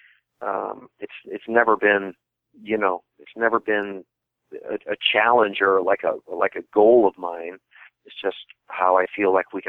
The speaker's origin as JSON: {"language": "English", "region": "Midwest", "country": "United States", "said": "I'm from the Midwest."}